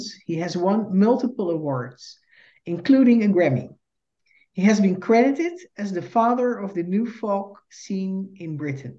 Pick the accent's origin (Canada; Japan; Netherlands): Netherlands; moved away as an adult; now in United States; I am a Dutch Jew and the daughter of Holocaust survivors. In 2006, I immigrated to the United States